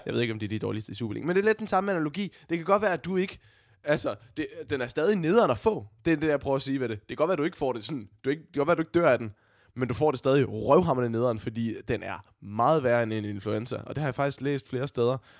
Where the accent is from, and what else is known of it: Odense, Southern Denmark, Denmark